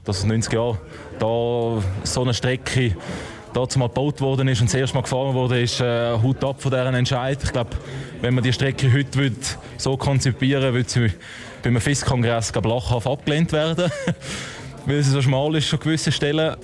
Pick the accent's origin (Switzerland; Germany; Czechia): Switzerland; dass ich ein Schweizer bin